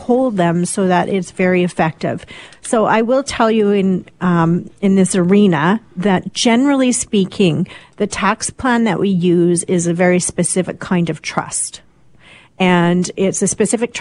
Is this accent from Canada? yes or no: yes; Canada; a lot of us as Canadian snowbirding are spending too much time in the United States